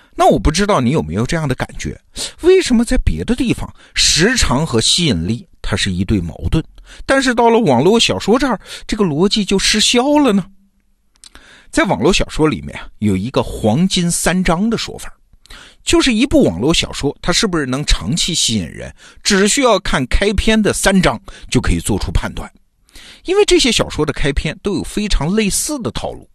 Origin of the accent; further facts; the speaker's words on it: China; 我们中国人